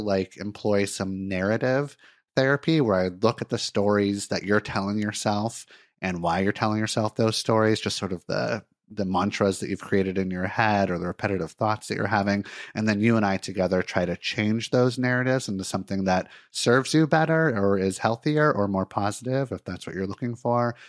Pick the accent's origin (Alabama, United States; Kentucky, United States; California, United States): California, United States; Santa Monica; moved away as an adult; also born or lived in Miami, Florida; now in Portland, United States; I was born in Miami, but I actually grew up in Santa Monica, California, in Los Angeles